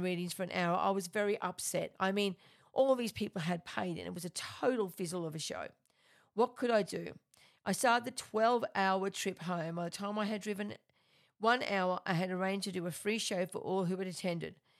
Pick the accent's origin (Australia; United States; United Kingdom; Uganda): Australia; I am an Australian medium